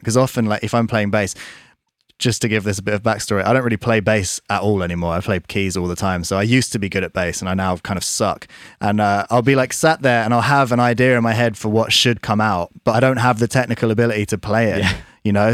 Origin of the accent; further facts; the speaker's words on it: Surrey, South East England, United Kingdom; We grew up in Surrey